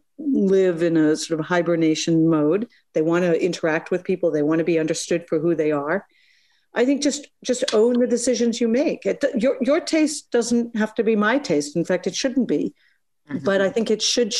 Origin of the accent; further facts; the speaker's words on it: United States; I'm American.